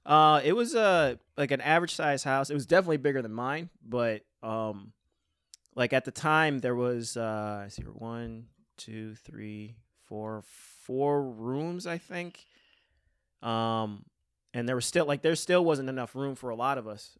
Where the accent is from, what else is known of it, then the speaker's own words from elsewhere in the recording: West Seneca, New York, United States; I grew up in West Seneca